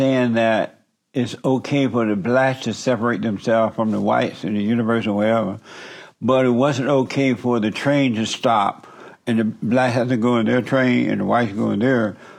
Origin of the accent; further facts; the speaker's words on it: Alabama, United States; I grew up in Alabama on a plantation.